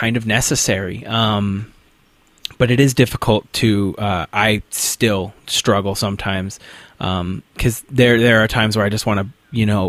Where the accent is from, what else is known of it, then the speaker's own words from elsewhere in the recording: Nampa-Boise area, Idaho, United States; I grew up in the Nampa Boise area here in Idaho